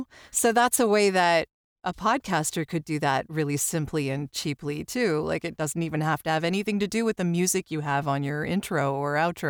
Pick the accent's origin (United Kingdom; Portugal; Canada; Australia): Canada; I'm Canadian. I have no ties to the military at all, but I love NCIS.